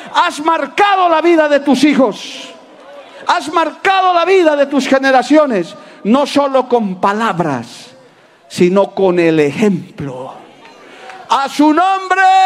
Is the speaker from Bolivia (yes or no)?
yes; Bolivia; Yo he ejercido la profesión de abogado muchos años en mi país